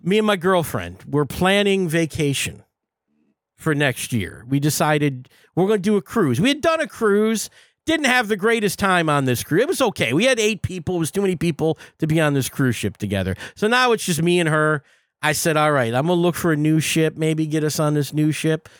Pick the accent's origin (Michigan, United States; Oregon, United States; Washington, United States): Michigan, United States; Detroit; I'm from Detroit